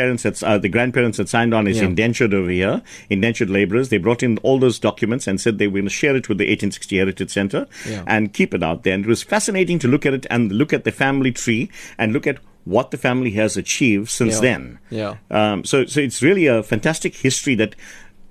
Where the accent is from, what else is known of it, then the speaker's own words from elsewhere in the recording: South Africa; I live in South Africa and I regard myself as a purebred South African